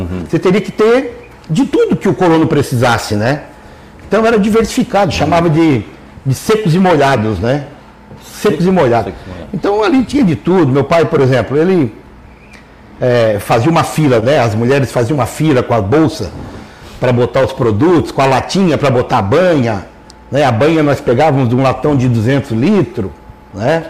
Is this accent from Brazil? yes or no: yes; Lauro Müller, Santa Catarina, Brazil; eu sou natural de Lauro Miller.